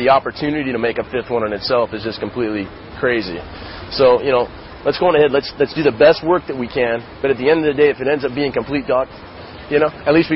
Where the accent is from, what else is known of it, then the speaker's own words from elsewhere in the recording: West Coast, United States; I was born and raised on the West Coast. I spend most of my time out there.